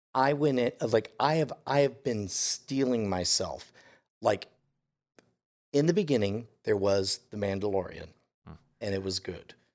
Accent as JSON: {"language": "English", "country": "United States", "said": "as an American"}